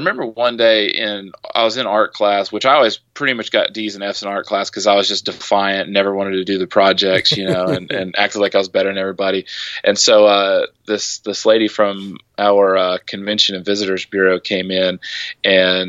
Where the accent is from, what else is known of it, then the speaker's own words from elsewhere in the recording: Midwest, United States; now in Augusta, United States; I grew up in the Midwest